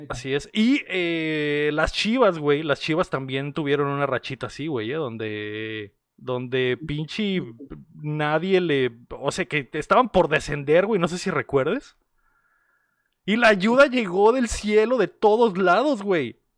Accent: Mexico; nuestra nación

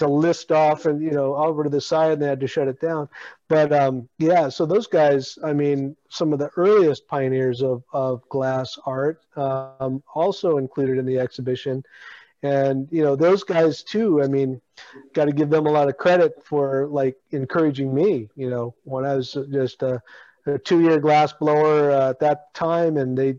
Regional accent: Alaska, United States; oh, I'm Alaskan native too

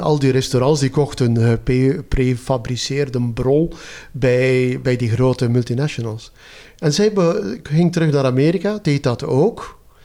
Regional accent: Zerkegem, Flanders, Belgium; also born or lived in Ghent; ik ben geboren in Zerkegem. Dat is een gat in de grond in West-Vlaanderen.

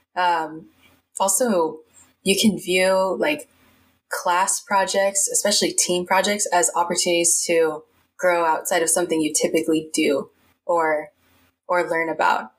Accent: Bay Area, California, United States; grew up in the Bay Area

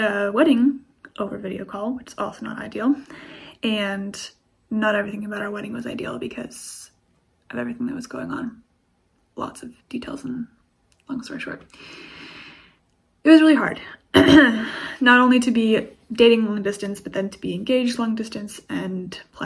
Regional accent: United States; I'm from the States

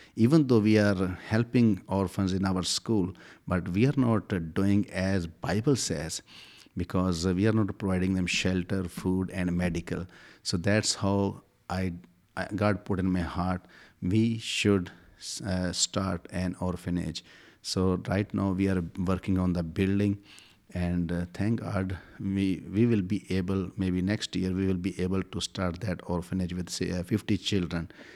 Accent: Pakistan; I'm from Pakistan.

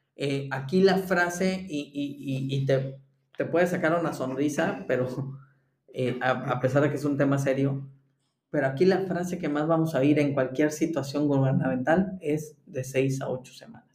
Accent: Mexico; now in Germany; como mexicano desde Alemania

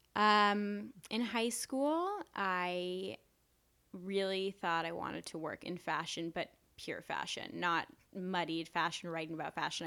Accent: New York City, New York, United States; I grew up in New York. I was born in Mount Sinai Hospital

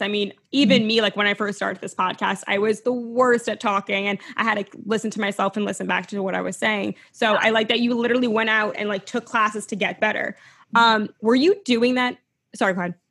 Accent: New York, United States; I'm a New Yorker

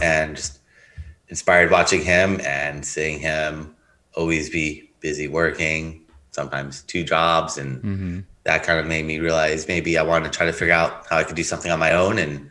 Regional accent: Los Angeles, California, United States; also born or lived in Riverside, California / Long Beach, California; I grew up in San Pedro, California, and lived in Los Angeles pretty my whole life

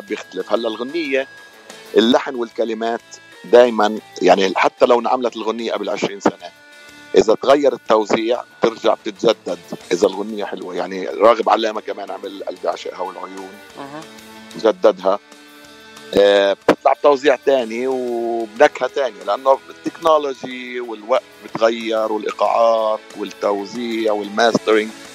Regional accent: Palestine; moved away as an adult; also born or lived in San Francisco, United States; now in Los Angeles, United States; من فلسطين آه صار لي بالاغتراب من 2002 تقريبا 20 سنه

